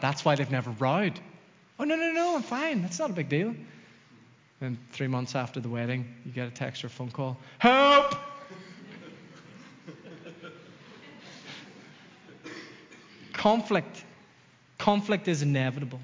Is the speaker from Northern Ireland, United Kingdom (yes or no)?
yes; Dromore, Northern Ireland, United Kingdom; moved away as an adult; also born or lived in Los Angeles; growing up in Dromore, God and Jesus were kind of synonymous